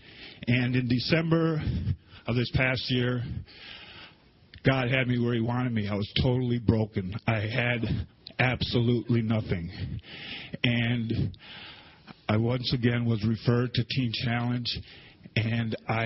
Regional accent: Milwaukee, Wisconsin, United States; I grew up in Milwaukee

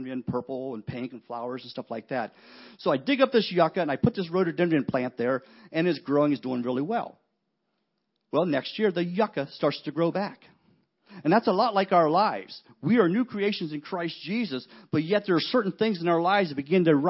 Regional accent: West Virginia, United States; I'm a huge West Virginia fan because I grew up in West Virginia

